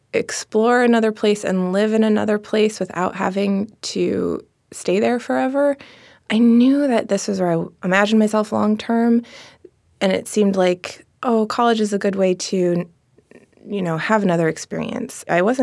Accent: Seattle, Washington, United States; In Seattle.

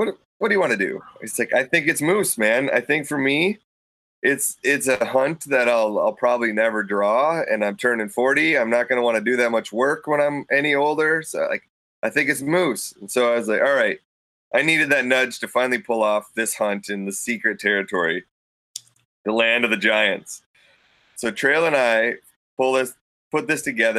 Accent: Minnesota, United States; moved away; where I grew up in Minnesota

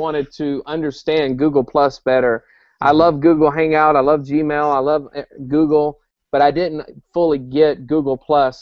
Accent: South Carolina, United States; moved away as an adult; now in Joplin, Missouri, United States; I'm born and raised in South Carolina.

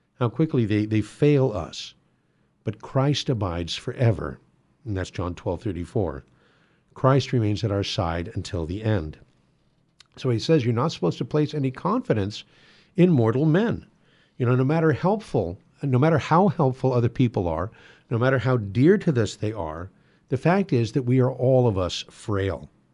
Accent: United States; we are admonished to practice as American Catholics

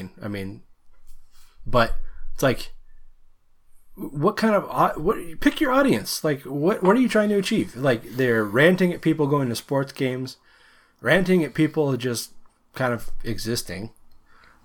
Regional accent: Seattle, Washington, United States; a resident of Washington

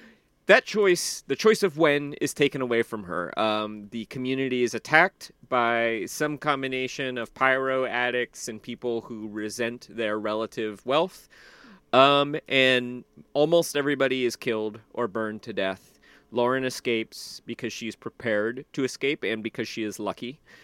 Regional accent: Southern United States, United States; I mean, I grew up in the South, and like you would generally have a week where it was 100 degrees, and it would also be 98% humidity.

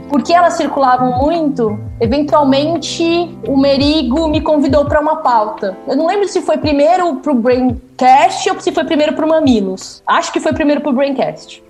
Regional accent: São Bernardo do Campo, São Paulo, Brazil; Eu sou do ABC, na verdade, eu nasci em São Bernardo

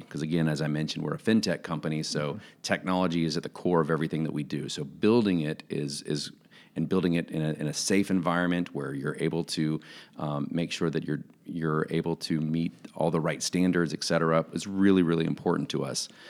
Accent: Jacksonville, Florida, United States; now in Kansas, United States; I'm a guy who was born and raised in Jacksonville, Florida, so I'm a Florida guy

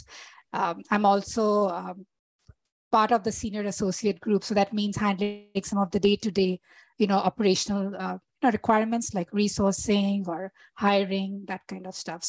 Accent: India; moved away as an adult; also born or lived in Toronto, Canada; now in Calgary, Canada; I trained as an architect in India, which is my home country.

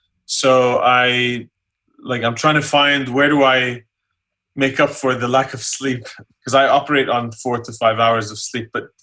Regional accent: Columbus, Ohio, United States; also born or lived in Jordan; the U.S. when I was 13. And then my parents went back to Jordan when I started college in Ohio. So I grew up in Ohio, mm-hmm. in Columbus.

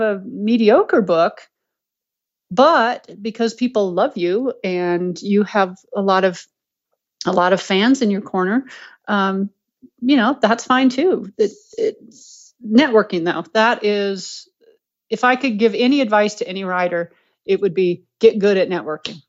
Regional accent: Colorado, United States; I'm from Colorado

